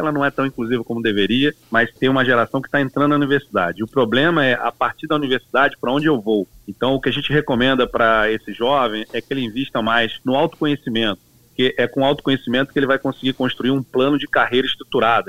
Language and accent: Portuguese; Duque de Caxias, Rio de Janeiro, Brazil; nasci em Caxias, numa família pobre de negros, no Brasil